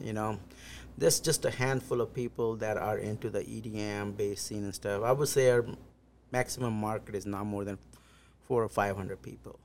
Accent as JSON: {"language": "English", "country": "India", "moved": "yes", "lives_now": "Des Moines, United States", "said": "I'm originally from India, close to small town close to New Delhi, which is the capital"}